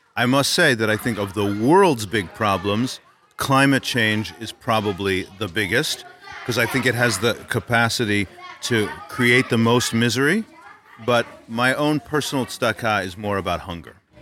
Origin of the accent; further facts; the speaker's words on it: Louisville, Kentucky, United States; my hometown of Louisville, Kentucky